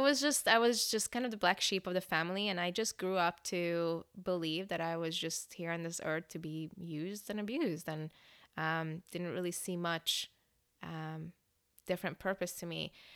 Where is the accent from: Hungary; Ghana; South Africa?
Hungary; English is a second language; now in Northern California, United States; I was born and raised in Hungary, um, Europe.